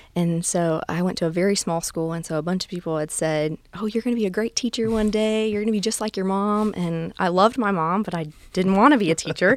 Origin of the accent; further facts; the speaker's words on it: near Gulf Shores, South Alabama, United States; I'm originally from South Alabama. Um, I grew up in a town just north of Gulf Shores